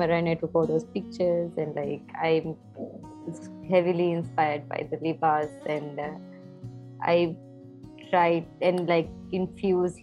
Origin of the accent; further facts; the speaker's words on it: Maldives; moved away as an adult; now in Sri Lanka; Maldives because it's my home country and I love it